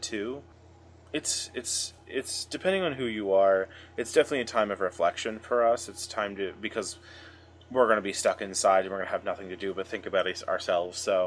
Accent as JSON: {"language": "English", "country": "United States", "tie": "born or raised there", "said": "an American, growing up in America at this time"}